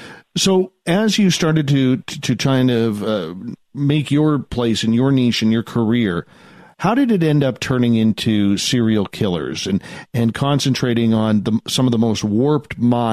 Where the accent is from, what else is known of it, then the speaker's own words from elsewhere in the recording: Seattle, Washington, United States; Well, growing up in Seattle, I mean, man, in the 90s there, you had your pick.